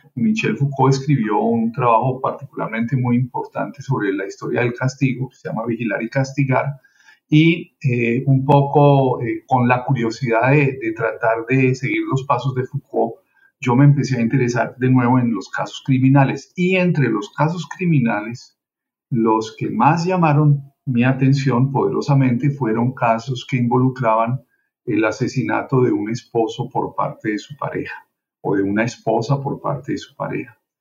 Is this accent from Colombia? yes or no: yes; Colombia; moved away as an adult; now in Miami, United States; yo soy eh, colombiano, vine a Estados Unidos a hacer estudios de posgrado